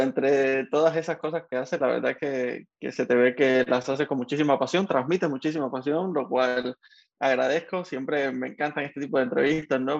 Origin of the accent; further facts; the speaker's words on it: Havana, Cuba; moved away; Yo también soy de 10 de octubre